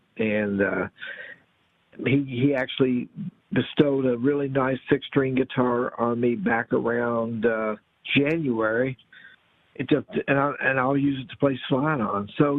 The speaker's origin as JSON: {"language": "English", "town": "Louisville", "region": "Kentucky", "country": "United States", "tie": "born or raised there", "also_born_or_lived": "Metcalfe County, Kentucky", "said": "Growing up in Louisville, Kentucky, on AM radio, WKLO and WAKY"}